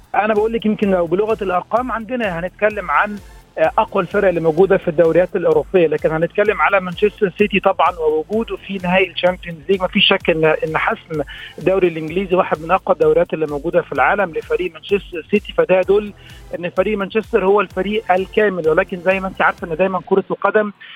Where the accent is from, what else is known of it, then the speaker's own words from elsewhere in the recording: Egypt; كمصريين وكعرب